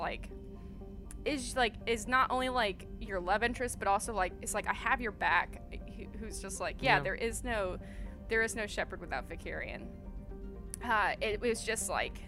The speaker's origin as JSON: {"language": "English", "town": "Houston", "region": "Texas", "country": "United States", "also_born_or_lived": "Orange, California", "moved": "as an adult", "lives_now": "Burbank, United States", "said": "I am originally from Houston, Texas."}